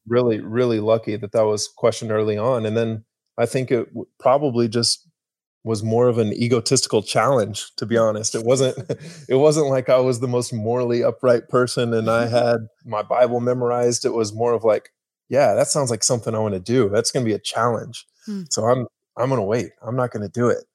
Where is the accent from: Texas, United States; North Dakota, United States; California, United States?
Texas, United States; Argyle; I grew up in small little Texas town called Argyle, Texas